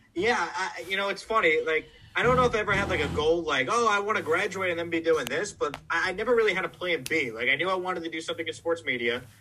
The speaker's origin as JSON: {"language": "English", "town": "Syosset", "region": "New York", "country": "United States", "tie": "born or raised there", "said": "I grew up on Long Island in, in Syosset, New York"}